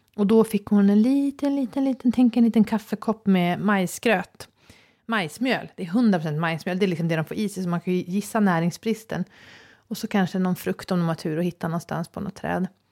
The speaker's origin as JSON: {"language": "Swedish", "country": "Sweden", "said": "som svensk har jag vissa privilegier"}